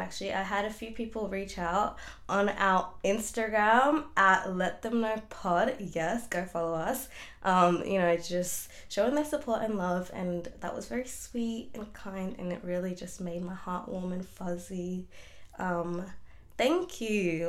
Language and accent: English; Melbourne, Victoria, Australia; I'm from Melbourne, Australia